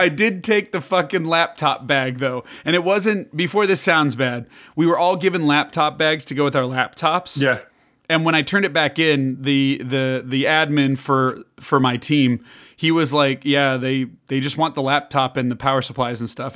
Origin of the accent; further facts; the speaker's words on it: Chicago, Illinois, United States; moved away; also born or lived in Kansas; I grew up in Chicago